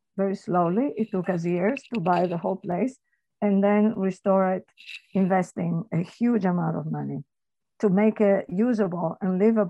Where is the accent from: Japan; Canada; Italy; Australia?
Italy; Turin, Piedmont; moved away as an adult; now in Torri Superiore, Italy; It was in Torino, which is my hometown